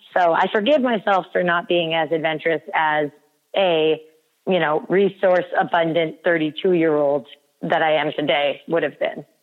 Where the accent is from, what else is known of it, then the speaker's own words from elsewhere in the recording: United States; We in America